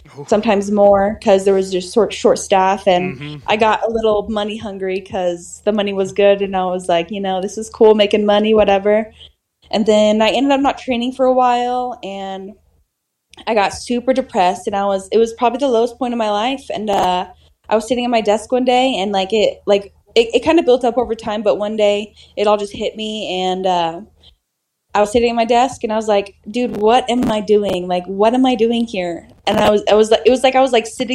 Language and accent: English; Susanville, California, United States; I went to my local gym in my hometown, Susanville, California